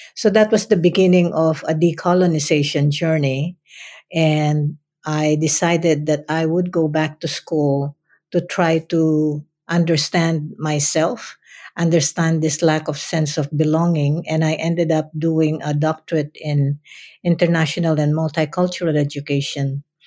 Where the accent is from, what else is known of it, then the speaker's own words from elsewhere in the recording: Philippines; English is a second language; moved away as an adult; now in United States; who I am as a Filipino